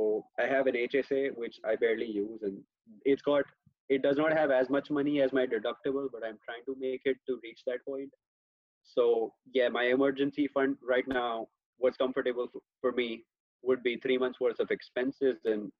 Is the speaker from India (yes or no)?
yes; India; moved away as an adult; now in United States; I am from India, if you couldn't tell by my accent by now.